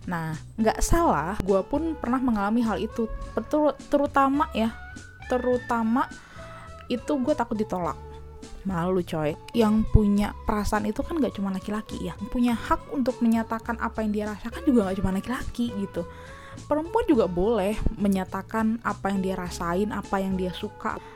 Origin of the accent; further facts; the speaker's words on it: Indonesia; gue memang orang Indonesia ya uh, kedua orang tua gue berasal dari Indonesia asli